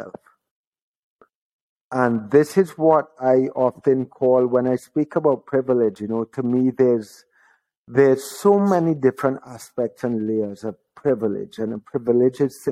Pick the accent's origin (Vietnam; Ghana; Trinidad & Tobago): Trinidad & Tobago; also born or lived in Florida; growing up in Trinidad